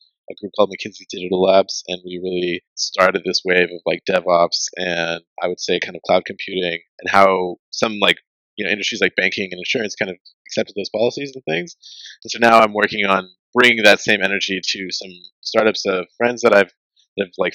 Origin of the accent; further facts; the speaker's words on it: Memphis, Tennessee, United States; also born or lived in Upper Marlboro, Maryland; when I was about 10, like 2001, I moved to Memphis, Tennessee, so I grew up here